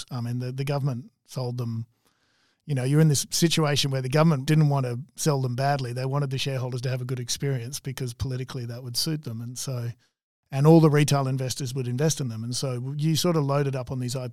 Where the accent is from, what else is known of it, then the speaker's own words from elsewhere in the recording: Melbourne, Victoria, Australia; growing up in Melbourne, look Melbourne it's a great place to live.